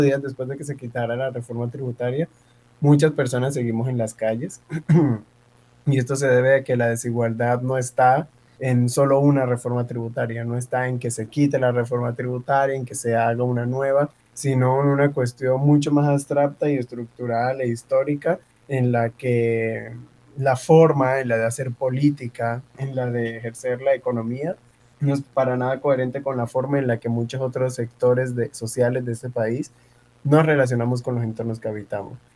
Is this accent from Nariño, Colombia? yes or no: yes; Tumaco, Nariño, Colombia; now in Cali, Colombia; soy de Tumaco, Nariño eh, llegué producto de la migración en el año 2009 aquí a Cali